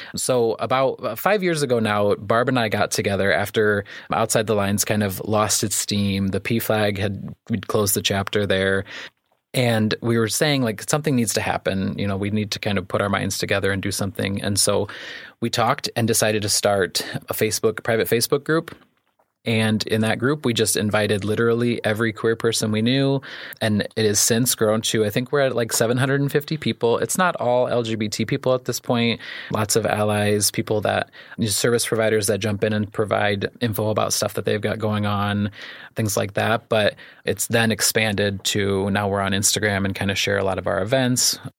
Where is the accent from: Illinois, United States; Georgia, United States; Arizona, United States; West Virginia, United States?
Illinois, United States; Clifton; also born or lived in Manteno / Kankakee; I grew up in Clifton, so I'm an Iroquois County boy